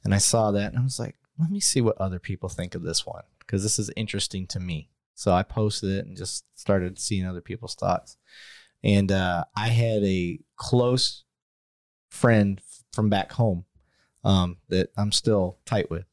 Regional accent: Flint, Michigan, United States; moved away; growing up in Flint

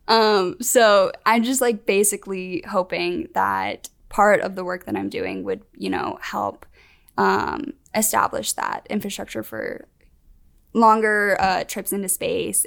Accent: Vestavia Hills, Alabama, United States; I'm from Birmingham, Alabama.

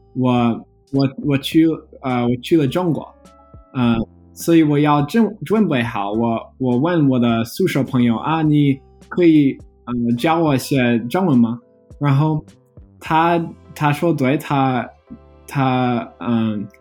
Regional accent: Chicago, Illinois, United States; Chinese is a second language; 嗯，对我我呃是芝加哥出生长大了。

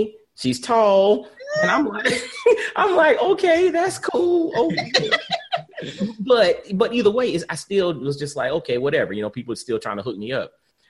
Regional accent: Augusta, Georgia, United States; moved away as an adult; also born or lived in Atlanta, Georgia / Knoxville, Tennessee; And so I'm originally from Augusta, Georgia.

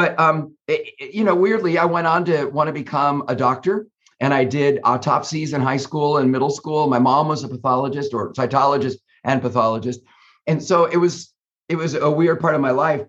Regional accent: Northern California, United States; I grew up in Northern California along the coast

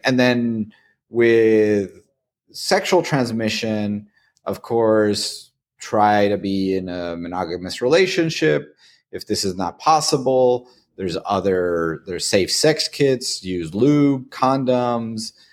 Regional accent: Tijuana, Baja California, Mexico; moved away as an adult; now in United States; I'm actually from Tijuana, Mexico

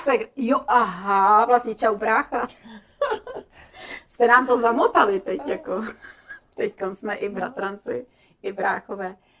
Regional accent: Slovakia; My jsme se scházeli vždycky na Slovensku, já jsem ze Slovenska, u babičky

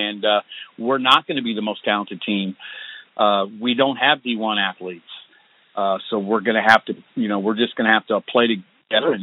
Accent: Illinois, United States; moved away as an adult; also born or lived in Houston, Texas; now in Oklahoma, United States; I grew up in, born and raised in Illinois

